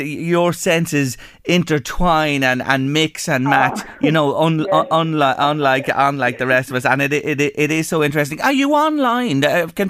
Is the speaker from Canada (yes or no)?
no; Ireland; in Ireland, we've a great tradition of reading the tea leaves as well.